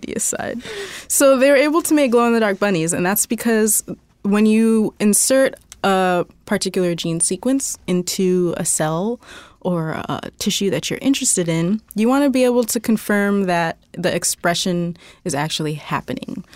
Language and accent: English; Indiana, United States; I grew up in Indiana, so it's, like, everywhere is cornfields.